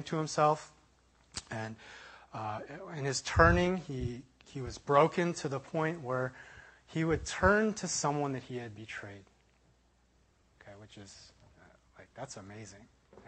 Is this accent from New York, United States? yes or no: no; Chicago, Illinois, United States; I was traveling from University of Illinois back to Chicago. That's kind of where I'm from in my hometown.